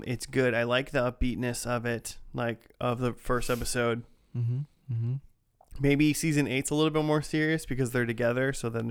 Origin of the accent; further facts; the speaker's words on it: Midwest, United States; Being a Midwesterner myself.